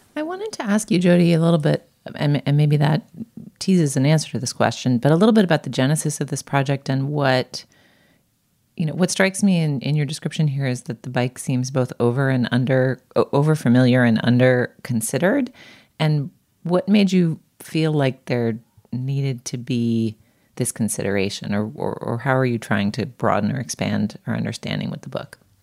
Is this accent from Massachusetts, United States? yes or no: yes; Boston, Massachusetts, United States; moved away; I grew up in Boston